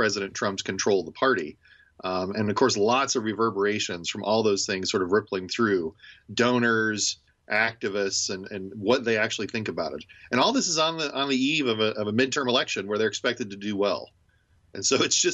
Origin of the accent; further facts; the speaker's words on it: Indiana, United States; now in Ohio, United States; When I grew up in Indiana, I grew up a Colts fan